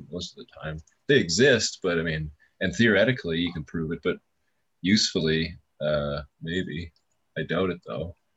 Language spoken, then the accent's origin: English; Canada; I'm Canadian